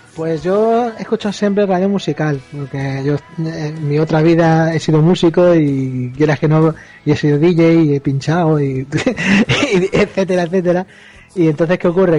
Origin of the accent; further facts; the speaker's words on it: Andalusia, Spain; soy andaluz